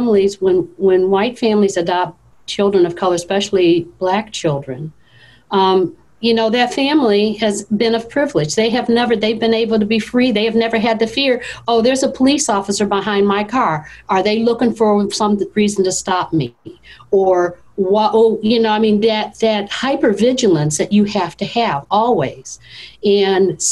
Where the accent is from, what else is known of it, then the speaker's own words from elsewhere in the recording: the North, United States; I grew up in the North